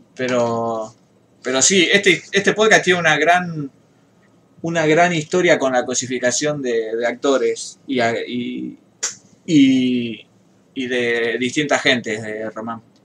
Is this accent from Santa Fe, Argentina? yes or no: yes; Rosario, Santa Fe, Argentina; los rosarinos somos unos, unos porteños wannabe